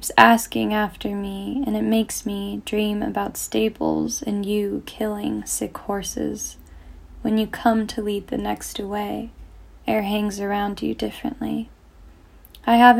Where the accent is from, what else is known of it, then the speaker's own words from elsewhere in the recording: Northern California, United States; I'm from Northern California